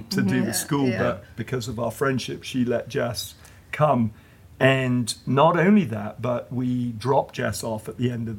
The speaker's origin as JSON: {"language": "English", "region": "England", "country": "United Kingdom", "moved": "yes", "lives_now": "United States", "said": "… and I being English, living in America"}